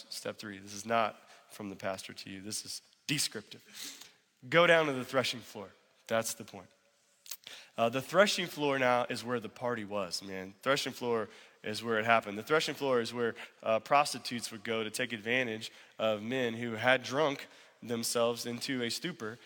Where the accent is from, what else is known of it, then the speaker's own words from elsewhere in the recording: United States; Just because we're American and middle class